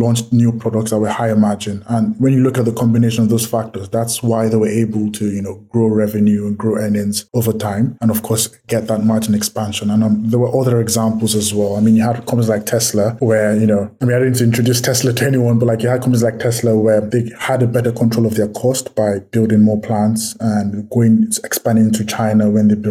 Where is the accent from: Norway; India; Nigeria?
Nigeria; I'm from Nigeria